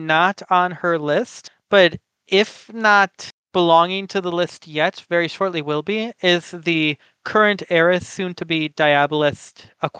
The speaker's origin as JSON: {"language": "English", "country": "United States", "said": "I am from the United States"}